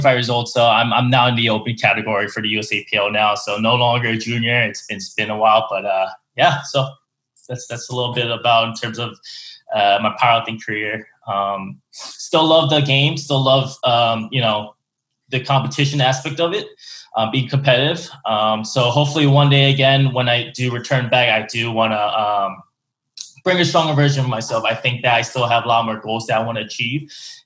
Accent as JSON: {"language": "English", "town": "Philadelphia", "region": "Pennsylvania", "country": "United States", "moved": "yes", "lives_now": "Houston, United States", "said": "I'm from the Philly area in Pennsylvania"}